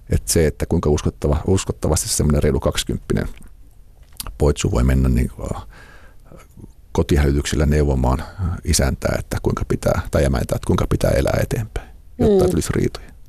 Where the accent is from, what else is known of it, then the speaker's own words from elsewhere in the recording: Imatra, South Karelia, Finland; moved away as an adult; now in Helsinki, Finland; mä oon Imatralta kotoisin